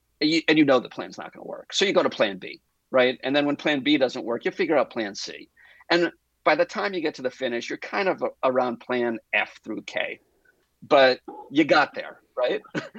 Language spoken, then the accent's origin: English; Connecticut, United States; also born or lived in Boston; now in Los Angeles, United States; I live in Los Angeles, California, in case there's another Los Angeles out there. I grew up in Connecticut and Boston, New York, in the Northeast. And my whole family's back there.